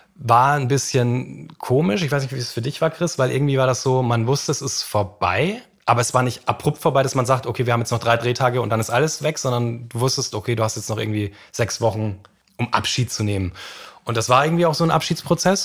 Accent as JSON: {"language": "German", "area": "Franconia", "region": "Bavaria", "country": "Germany", "said": "Ich komme aus Franken"}